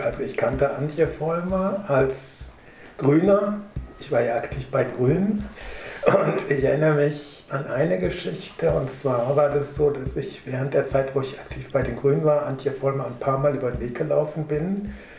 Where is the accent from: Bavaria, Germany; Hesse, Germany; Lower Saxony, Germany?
Hesse, Germany; Marburg; dass ich aus Essen bin, aus Marburg